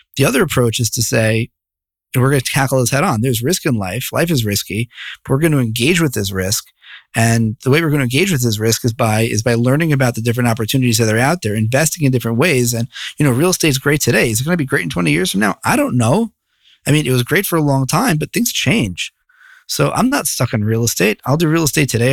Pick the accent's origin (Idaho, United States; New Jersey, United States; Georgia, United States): New Jersey, United States; Bergenfield; moved away as an adult; also born or lived in New York City; now in Jerusalem, Israel; I grew up in northern Jersey, a little town called Bergenfield.